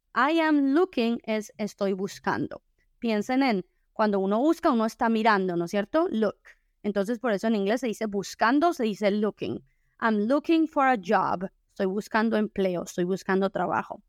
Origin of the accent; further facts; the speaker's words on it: Colombia; en mi país, que es Colombia